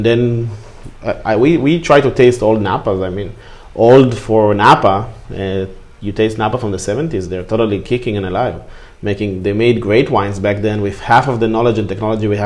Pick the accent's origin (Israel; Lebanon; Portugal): Israel; moved away; I'm from Israel